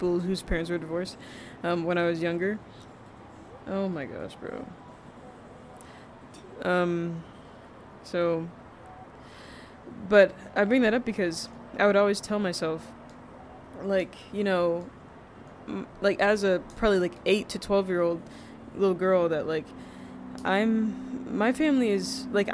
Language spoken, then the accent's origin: English; Garner, North Carolina, United States; also born or lived in Rhode Island; now in Texas, United States; in elementary school in North Carolina, because I grew up in North Carolina